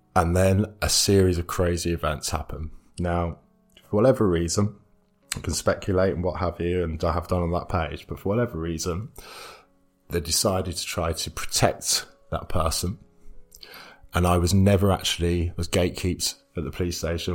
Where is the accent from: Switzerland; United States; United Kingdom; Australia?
United Kingdom; Stamford, East Midlands; moved away as an adult; also born or lived in Leeds; i am living back in my hometown, Stamford